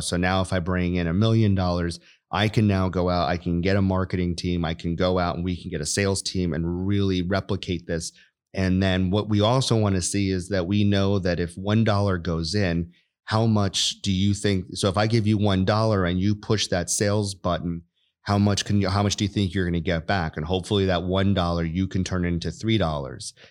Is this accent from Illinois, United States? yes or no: no; New York, United States; moved away as an adult; I grew up in New York, went to the Air Force Academy for undergrad